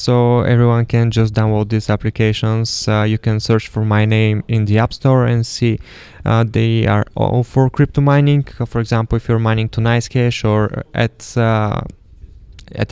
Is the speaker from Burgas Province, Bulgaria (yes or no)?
yes; Burgas, Burgas Province, Bulgaria; moved away; I'm from Burgas, and it is an awesome place